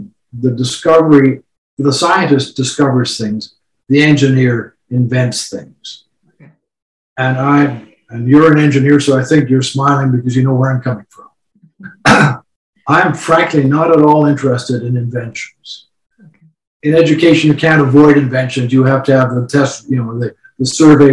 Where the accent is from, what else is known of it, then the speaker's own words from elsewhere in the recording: Winnipeg, Manitoba, Canada; I was born in Winnipeg in 1944